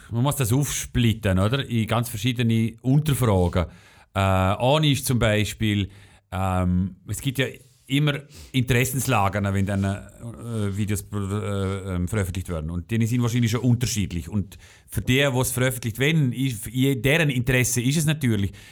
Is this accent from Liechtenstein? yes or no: yes; Liechtenstein; muss man sich als Liechtensteiner Medienmogul nicht mit Kriegsberichterstattung